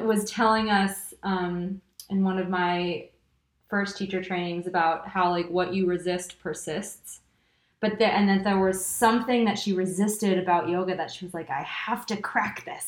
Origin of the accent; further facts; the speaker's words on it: California, United States; moved away as an adult; now in Paris, France; I did grow up in California it's funny because I tell people I'm I grew up in Southern California and then um, spent my high school years in Northern California